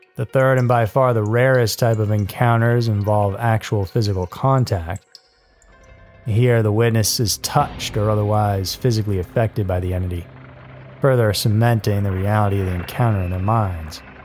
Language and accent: English; Massachusetts, United States; I grew up in Massachusetts